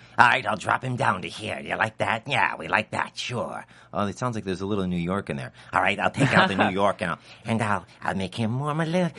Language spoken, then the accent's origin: English; Ireland; Right, I'm from Ireland.